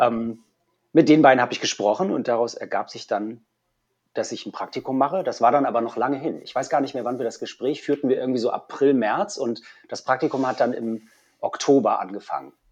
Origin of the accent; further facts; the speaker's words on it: Hamburg, Germany; also born or lived in Berlin; als Hamburger